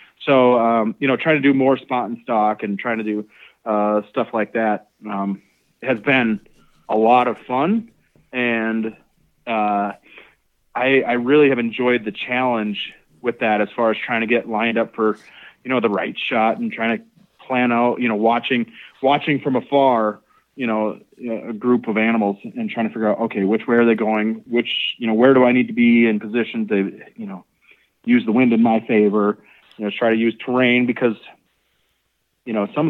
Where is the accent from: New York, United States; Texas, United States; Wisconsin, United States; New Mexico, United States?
Wisconsin, United States; I grew up in Wisconsin.